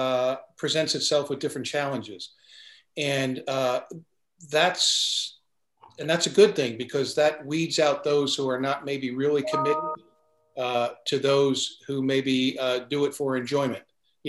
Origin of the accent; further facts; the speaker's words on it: New Jersey, United States; I grew up in a family of 10.